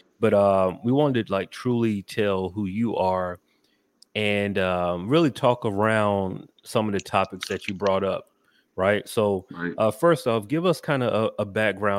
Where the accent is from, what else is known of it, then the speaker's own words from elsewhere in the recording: Macon, Georgia, United States; now in Atlanta, United States; I'm from Georgia. I grew up in Macon, but you know, I've been in Atlanta more. I'm from Atlanta at this point